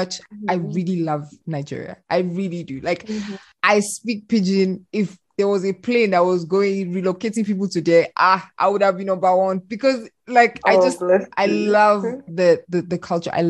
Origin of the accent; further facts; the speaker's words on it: South Africa; I'm Congolese, but I was born and raised in South Africa.